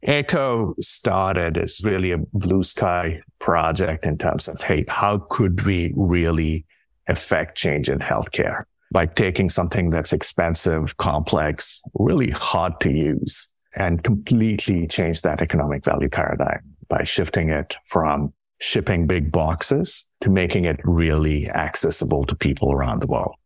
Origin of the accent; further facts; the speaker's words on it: India; moved away; I grew up in India.